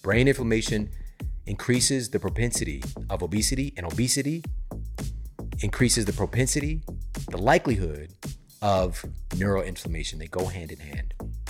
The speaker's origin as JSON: {"language": "English", "town": "St. Louis", "region": "Missouri", "country": "United States", "said": "because I'm from Missouri, from St. Louis, same thing."}